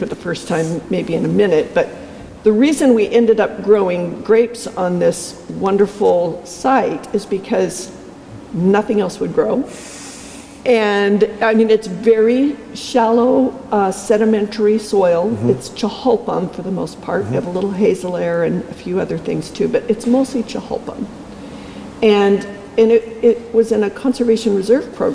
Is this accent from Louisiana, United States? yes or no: no; Salem, Oregon, United States; also born or lived in Portland; I grew up here in the Willamette Valley. I was born in Salem, raised in Salem.